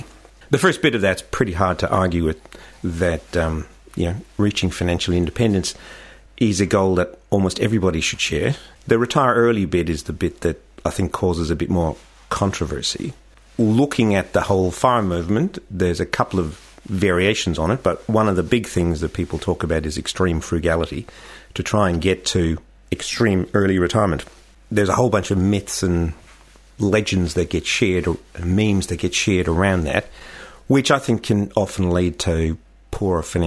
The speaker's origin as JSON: {"language": "English", "town": "Dublin", "region": "Leinster", "country": "Ireland", "tie": "born or raised there", "moved": "as an adult", "lives_now": "Australia", "said": "Growing up in Dublin"}